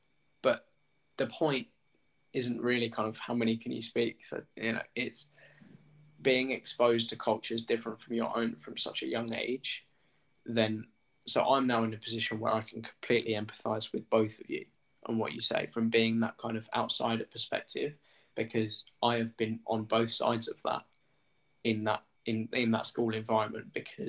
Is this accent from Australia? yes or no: no; England, United Kingdom; I'm an English male in a class that is in a school 2 minutes from where I live, kind of.